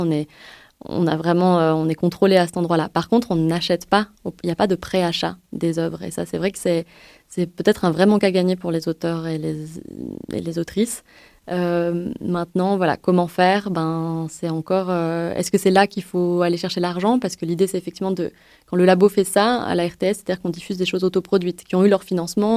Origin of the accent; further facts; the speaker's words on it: France; je suis française